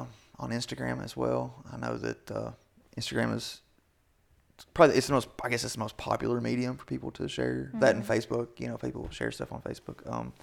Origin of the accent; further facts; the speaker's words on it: Kentucky, United States; I didn't grow up poor, but, you know, I grew up in Southeastern Kentucky